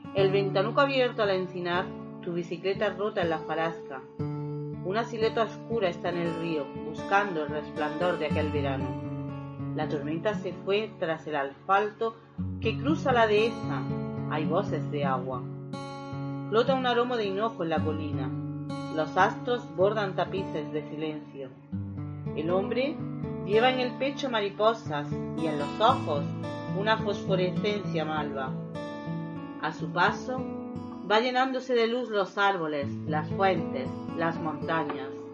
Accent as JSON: {"language": "Spanish", "area": "Córdoba", "region": "Andalusia", "country": "Spain", "said": "nos seguimos quedando en Córdoba, mi tierra"}